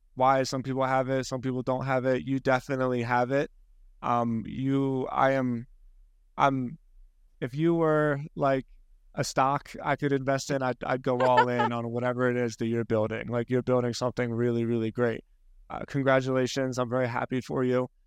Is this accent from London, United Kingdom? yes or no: no; Scotland, United Kingdom; I'm Scottish